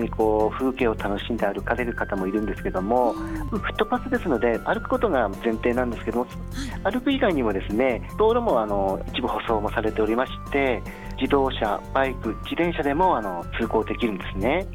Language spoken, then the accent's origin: Japanese; Wakkanai, Hokkaido, Japan; 生まれも育ちもずっと稚内です。